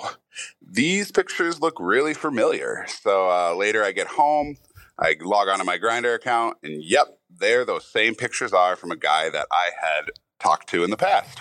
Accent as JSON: {"language": "English", "town": "Saint Paul", "region": "Minnesota", "country": "United States", "said": "I'm from Saint Paul, Minnesota"}